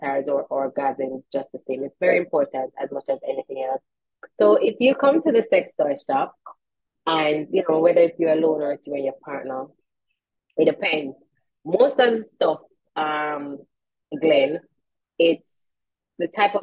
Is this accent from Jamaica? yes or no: yes; Jamaica